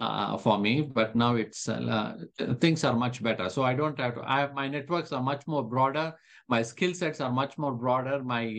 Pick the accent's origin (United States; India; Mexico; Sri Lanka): India; now in Calgary, Canada; when I moved from India to Canada, to Calgary specifically, Calgary was pretty much an oil town.